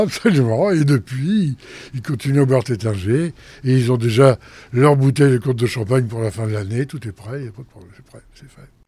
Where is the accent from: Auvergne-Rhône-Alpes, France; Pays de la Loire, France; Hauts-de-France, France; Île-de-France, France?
Hauts-de-France, France; Picardy; now in Paris, France; je suis picard moi-même. Mais je suis picard, mais de l'autre côté, je suis côté de betterave